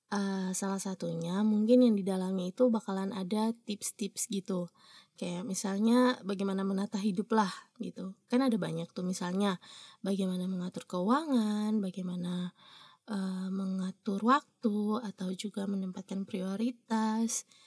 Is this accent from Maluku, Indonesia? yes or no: yes; Ambon, Maluku, Indonesia; selain daerahnya bagus orang-orangnya juga manis-manis makanya dinamakan Ambon Manise jadi itu asal daerah asal saya